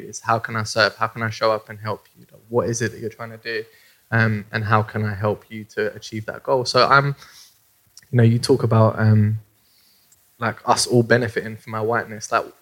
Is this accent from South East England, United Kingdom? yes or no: no; London, United Kingdom; I grew up in South London in Deptford on a Pepys estate